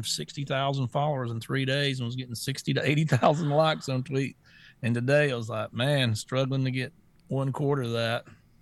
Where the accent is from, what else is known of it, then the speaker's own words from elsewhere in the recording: the South, United States; I was raised in the South